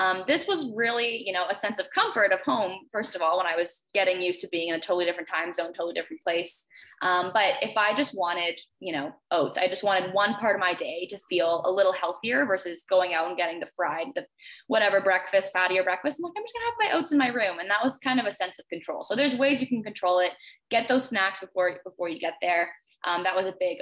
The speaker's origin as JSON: {"language": "English", "town": "Toronto", "region": "Ontario", "country": "Canada", "said": "I'm from Canada, from Toronto."}